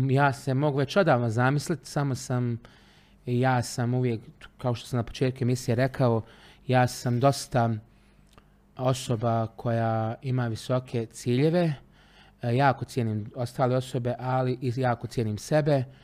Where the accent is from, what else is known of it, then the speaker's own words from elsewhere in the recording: Travnik, Federation of Bosnia and Herzegovina, Bosnia & Herzegovina; also born or lived in Trogir, Croatia; rođen sam u Travniku, rođeni sam Trančanin. Uh, jedno vrijeme, za vrijeme rata sam živio par mjeseci u Trogiru, u Hrvatskoj, na Čijovu.